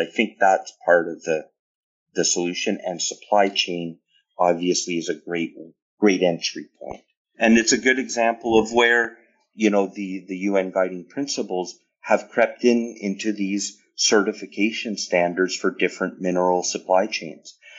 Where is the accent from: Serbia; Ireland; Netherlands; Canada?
Canada; as a Canadian